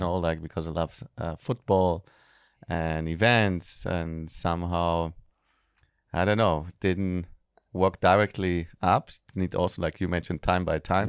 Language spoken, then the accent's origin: English; Germany; moved away as an adult; also born or lived in Israel; now in Bali, Indonesia; I was born in Israel, grew up in Germany, I'm a mix